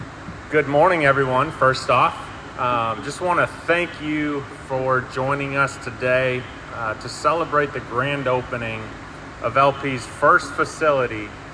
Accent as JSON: {"language": "English", "region": "Wisconsin", "country": "United States", "said": "I'm from Wisconsin"}